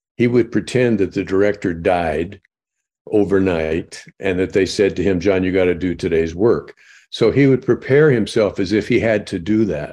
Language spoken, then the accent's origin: English; Illinois, United States; I'm from Illinois